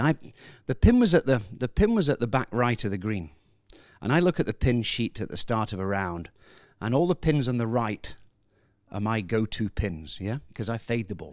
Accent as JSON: {"language": "English", "region": "Scotland", "country": "United Kingdom", "said": "as a Scotsman"}